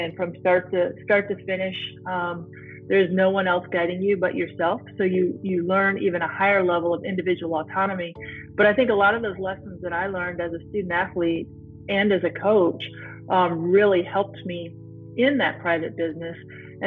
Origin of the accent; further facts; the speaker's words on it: Climax, Michigan, United States; I'm from a tiny town called Climax, Michigan, between Battle Creek and Kalamazoo